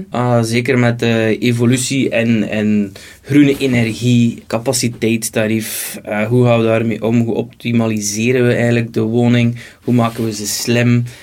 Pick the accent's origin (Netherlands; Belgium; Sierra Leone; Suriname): Belgium; West Flanders; want het is momenteel gaat het El en Trick als West-Vlaming elektriciteit.